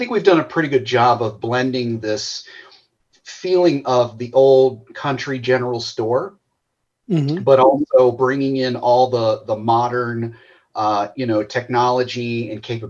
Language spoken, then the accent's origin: English; Walton, Kentucky, United States; moved away as an adult; also born or lived in Australia; I grew up over in Walton